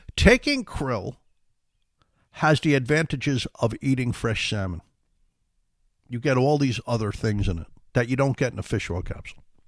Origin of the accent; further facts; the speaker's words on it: New York City, New York, United States; We grew up in the Bronx, South Bronx